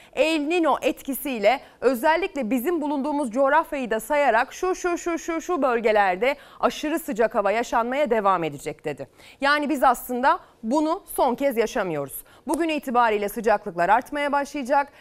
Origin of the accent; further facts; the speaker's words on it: Selçuk, İzmir, Turkey; İzmir Selçuk'a götüreceğim. Memleketim sayılır